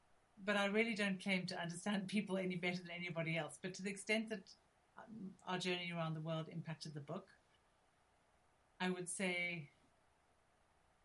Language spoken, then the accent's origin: English; South Africa; now in England; I'm originally from South Africa